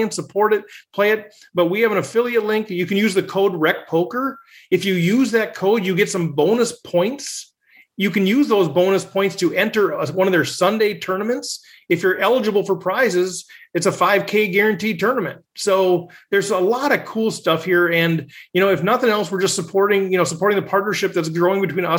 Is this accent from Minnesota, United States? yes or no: yes; Minnesota, United States; Minnesota, my hometown, my home state